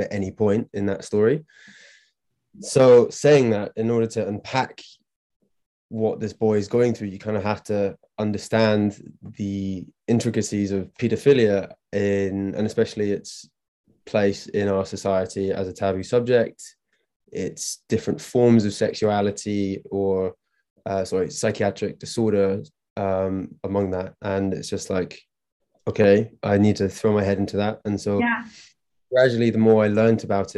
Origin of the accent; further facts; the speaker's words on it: Scotland, United Kingdom; moved away as an adult; also born or lived in Glasgow; now in London, United Kingdom; I'm from Scotland, but I live there and work there